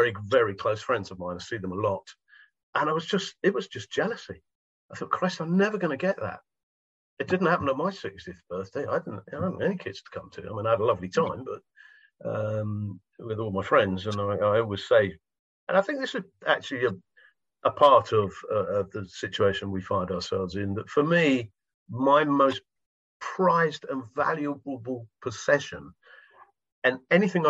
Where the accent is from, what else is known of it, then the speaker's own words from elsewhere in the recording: United Kingdom; I'm from Britain